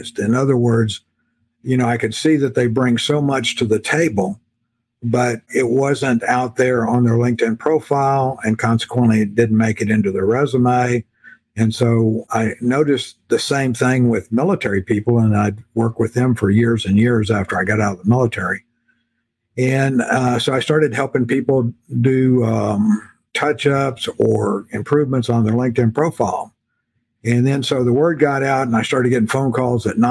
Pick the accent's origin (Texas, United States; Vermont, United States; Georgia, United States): Texas, United States; South; moved away as an adult; I grew up in South Texas